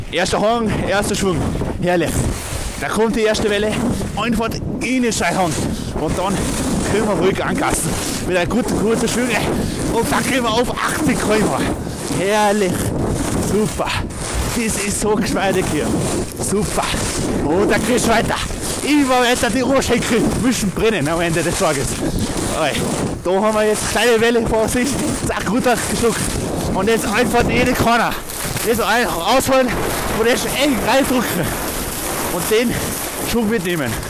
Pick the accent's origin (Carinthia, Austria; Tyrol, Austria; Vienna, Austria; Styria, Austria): Tyrol, Austria; Ich bin aus Tirol.